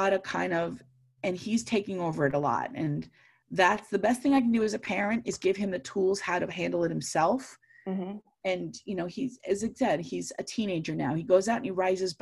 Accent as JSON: {"language": "English", "area": "Long Island", "region": "New York", "country": "United States", "tie": "born or raised there", "said": "I grew up in Long Island"}